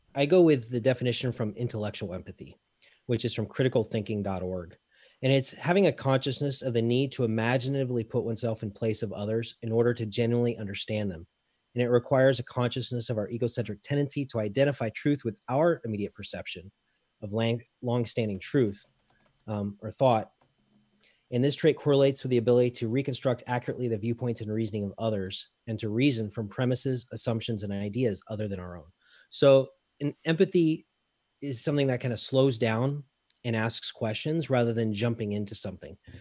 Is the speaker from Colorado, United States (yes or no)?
yes; Colorado, United States; moved away as an adult; now in Belgium; Colorado-ish is where I call home